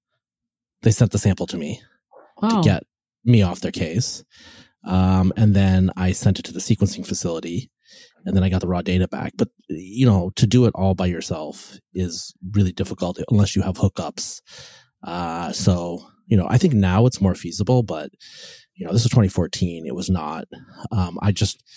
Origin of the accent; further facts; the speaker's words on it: West Coast, United States; I'm from the West Coast.